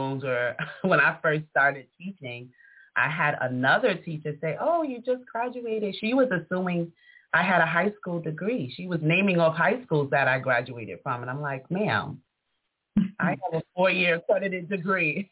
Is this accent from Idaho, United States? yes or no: no; New York City, New York, United States; moved away as an adult; also born or lived in Buffalo, New York; born and raised in Harlem